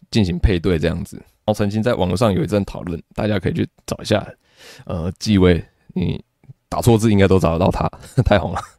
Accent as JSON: {"language": "Chinese", "country": "Taiwan", "said": "台湾的小孩，就比如说你我都是"}